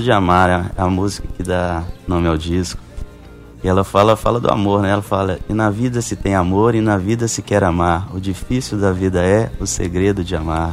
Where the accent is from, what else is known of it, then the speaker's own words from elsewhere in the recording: Belo Horizonte, Minas Gerais, Brazil; moved away as an adult; now in João Pessoa, Brazil; Sim, sou mineiro, de Belo Horizonte. Recentemente, tem seis meses que eu me mudei aqui para João Pessoa